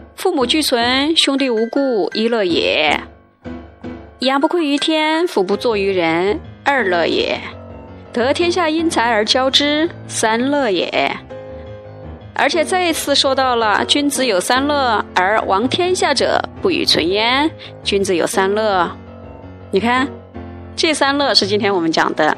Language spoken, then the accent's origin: Chinese; China; now in Beijing, China; 我们中国人